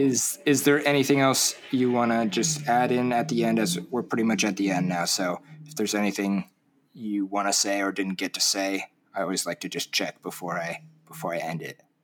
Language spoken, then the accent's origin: English; Orange County, Southern California, United States; I grew up in Orange County, Southern